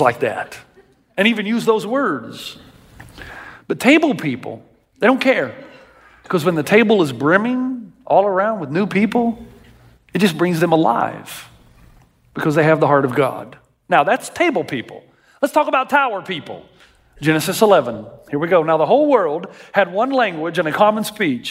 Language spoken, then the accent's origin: English; Tennessee, United States; I grew up in Tennessee